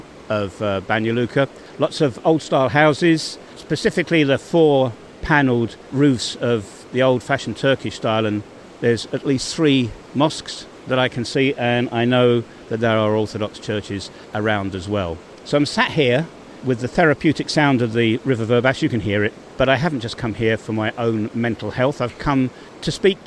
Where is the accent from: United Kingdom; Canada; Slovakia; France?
United Kingdom; England; as an Englishman